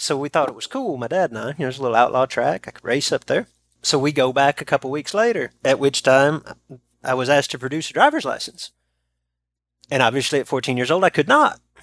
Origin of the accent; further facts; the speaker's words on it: North Texas, United States; When I was growing up in North Texas, we're only about two hours south of Ardmore